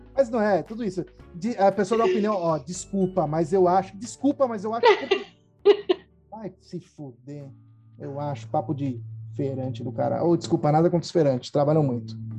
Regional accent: Brazil; A gente é brasileiro

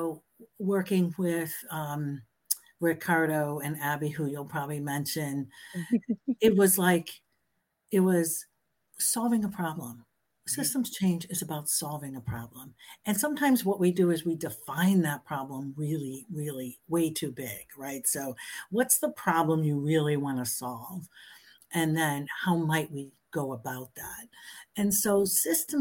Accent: Springfield, United States; I was born and raised in Springfield

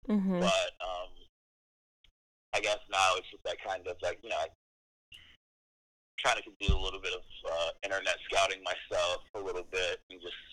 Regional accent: United States; I'm an American.

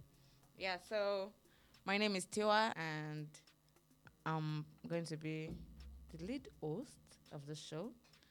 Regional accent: Oyo, Nigeria; Yes, I'm from Oyo State.

